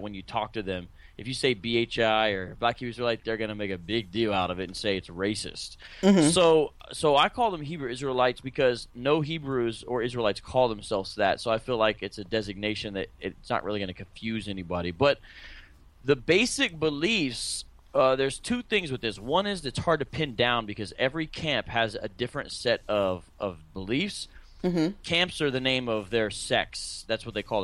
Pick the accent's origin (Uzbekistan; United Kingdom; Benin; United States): United States; Columbus, Ohio; moved away as an adult; now in Phoenix, United States; I'm originally from Columbus, Ohio, and now I live in Phoenix, Arizona for the past 16 years.